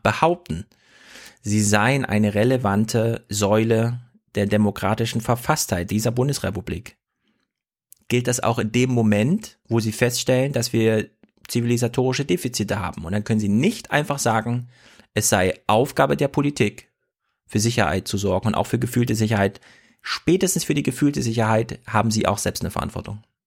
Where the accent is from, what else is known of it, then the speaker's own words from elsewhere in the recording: Jena, Thuringia, Germany; Ich komme ja aus Jena Winzerla